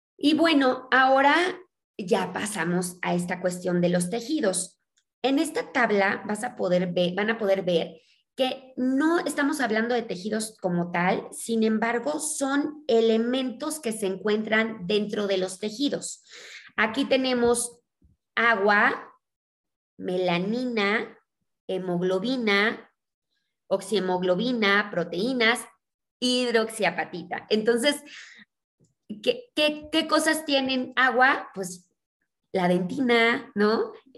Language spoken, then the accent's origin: Spanish; Mexico; also born or lived in Mexico City; yo soy mexicana, eh, vivo en la Ciudad de México